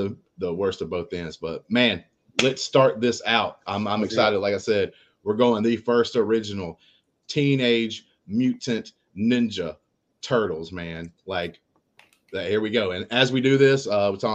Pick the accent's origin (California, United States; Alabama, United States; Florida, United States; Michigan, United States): Alabama, United States; South; I'm from South Alabama.